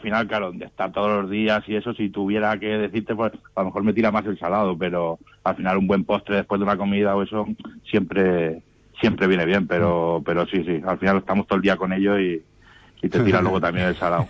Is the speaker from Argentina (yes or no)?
no; Alicante, Valencian Community, Spain; yo soy de Alicante